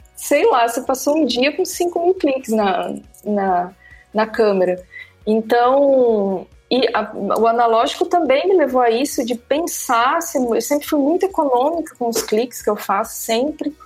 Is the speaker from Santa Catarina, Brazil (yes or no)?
yes; Santa Catarina, Brazil; moved away as an adult; also born or lived in Balneário Camboriú / Mato Grosso; now in Recife, Brazil; eu morava em Balneário Camboriú, sou catarinense, hoje eu moro em Recife